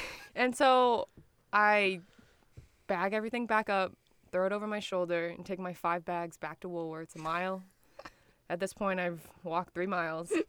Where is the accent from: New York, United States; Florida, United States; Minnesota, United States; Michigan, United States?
Michigan, United States; Detroit; I'm from Detroit.